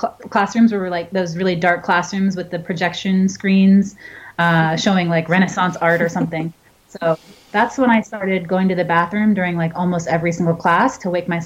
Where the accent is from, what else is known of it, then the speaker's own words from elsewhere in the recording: New Hampshire, United States; now in Los Angeles, United States; I'm from New Hampshire. I grew up with snow.